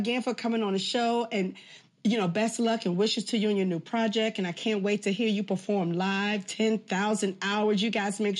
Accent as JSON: {"language": "English", "town": "Washington", "region": "District of Columbia", "country": "United States", "tie": "born or raised there", "said": "Boom, my hometown."}